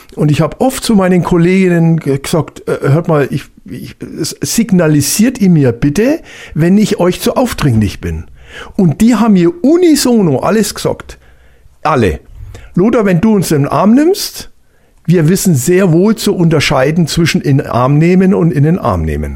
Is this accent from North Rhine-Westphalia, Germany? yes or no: no; Hallertau, Bavaria, Germany; ich komme ja aus der Hallertau, also Freisinger Hinterland ist ja große äh, äh, Hopfengegend